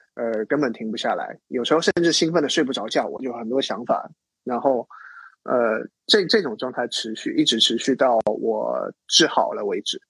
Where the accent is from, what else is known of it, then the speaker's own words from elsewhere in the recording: Zhangzhou, Fujian, China; moved away as an adult; also born or lived in Shanghai; 我就回到我的家乡 福建漳州，在那边治疗了一年